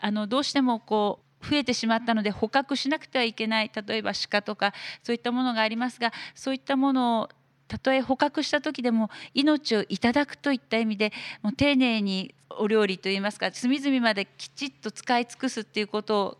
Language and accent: Japanese; Yamanashi, Japan; 私自身の地元は山梨県にあるんですけれども